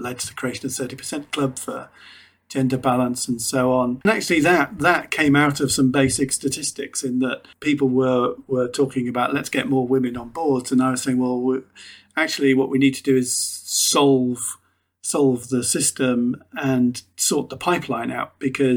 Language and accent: English; Liverpool, North West England, United Kingdom; moved away as an adult; also born or lived in Warwick; I was born in Toxteth in Liverpool, a fairly challenging place to be and not a natural place for directors to come from